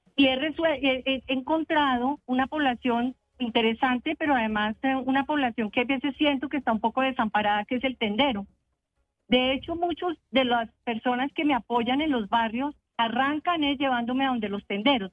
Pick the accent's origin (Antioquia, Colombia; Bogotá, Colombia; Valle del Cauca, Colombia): Bogotá, Colombia; como bogotana recorriendo los barrios